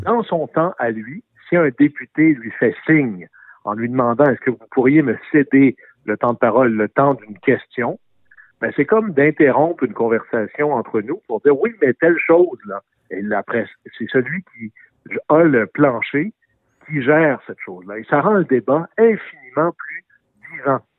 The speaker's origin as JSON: {"language": "French", "region": "Quebec", "country": "Canada", "said": "chez moi au Sénégal-Saint-Jean, on fait de l'aluminium"}